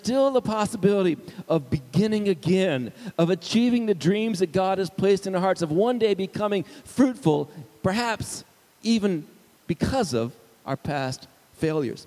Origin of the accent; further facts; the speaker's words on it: Arizona, United States; also born or lived in Indiana; I was from Arizona